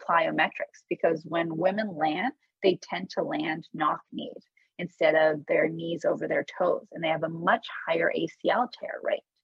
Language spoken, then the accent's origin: English; Menlo Park, California, United States; also born or lived in Tehran, Iran; I grew up in Menlo Park, California